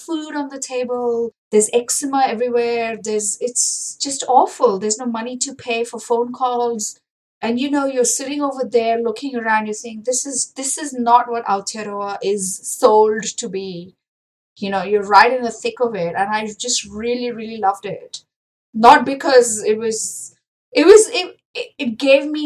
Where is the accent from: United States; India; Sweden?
India; moved away as an adult; now in New Zealand; growing up in India